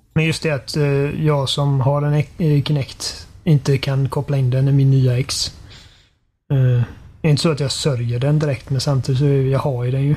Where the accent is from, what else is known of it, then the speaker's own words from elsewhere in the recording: Sweden; vi är svenskar